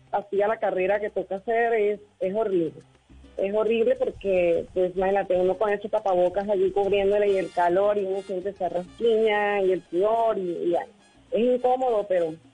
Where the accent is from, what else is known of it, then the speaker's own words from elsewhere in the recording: Barranquilla, Atlántico, Colombia; desde Barranquilla.